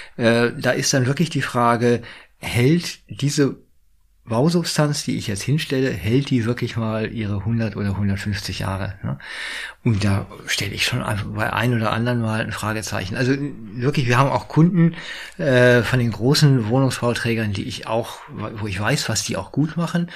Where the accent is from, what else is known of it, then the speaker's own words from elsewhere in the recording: Berlin, Germany; jetzt komme ich aus Berlin.